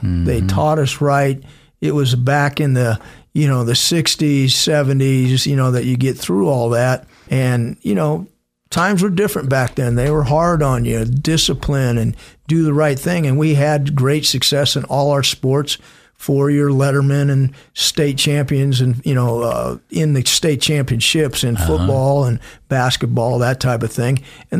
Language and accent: English; Yucca Valley, California, United States; also born or lived in Long Beach, California; we moved out to a small town near Palm Springs called Yucca Valley. Mm-hmm. Raised there